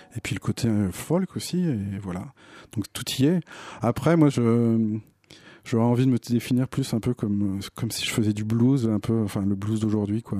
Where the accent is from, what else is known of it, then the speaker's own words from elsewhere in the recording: Nantes, Pays de la Loire, France; j'ai découvert en tant que Nantais les premières les premières tournées de Dominica à Nantes